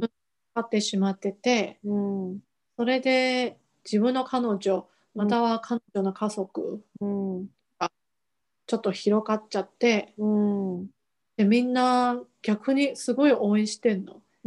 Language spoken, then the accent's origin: Japanese; Taiwan; Japanese is a second language; now in Japan; 台湾人の私